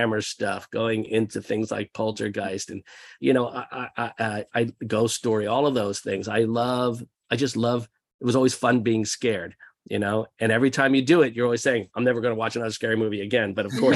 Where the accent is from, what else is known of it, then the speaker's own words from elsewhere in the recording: outside of Philadelphia, New Jersey, United States; We grew up outside of Philadelphia in New Jersey